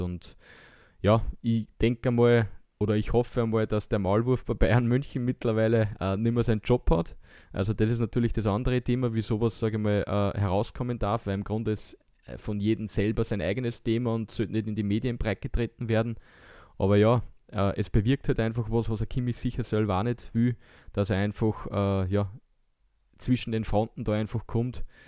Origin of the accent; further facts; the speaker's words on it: Austria; wir als Österreicher